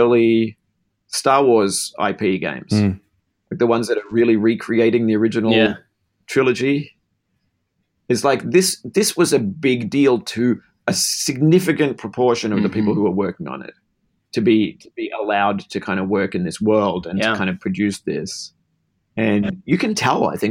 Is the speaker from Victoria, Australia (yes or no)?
yes; Melbourne, Victoria, Australia; I grew up in Melbourne, Australia